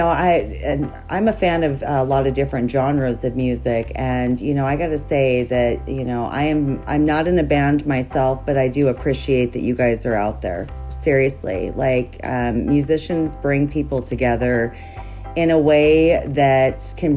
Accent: Montana, United States; I grew up in Montana.

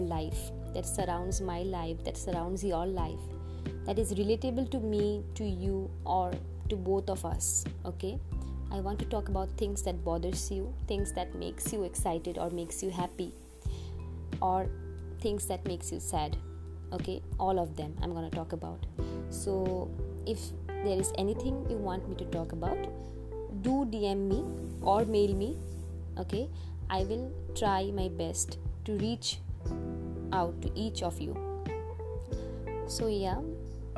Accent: India; from India

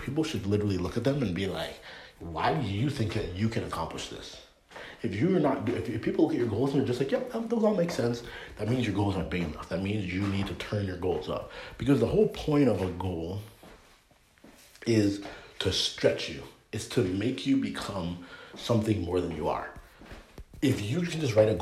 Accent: Canada; moved away as an adult; now in United States; being born and raised in Canada

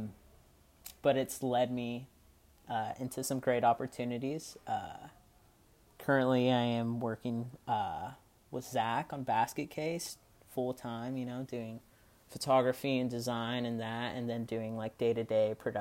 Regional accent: Gilroy, California, United States; also born or lived in San Jose, California; I grew up in a town called Gilroy, California. It's about an hour south of San Francisco. I was born in San Jose

